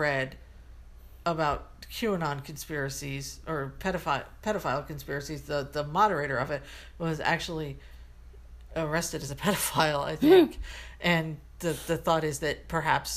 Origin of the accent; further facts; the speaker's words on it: United States; As an American, as a woman, as a gay woman